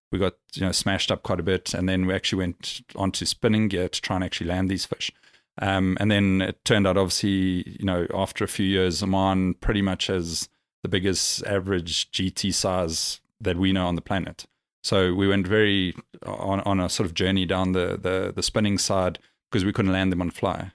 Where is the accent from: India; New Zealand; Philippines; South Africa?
South Africa; now in Dubai, United Arab Emirates; being South African and we grew up, you know, exploring, camping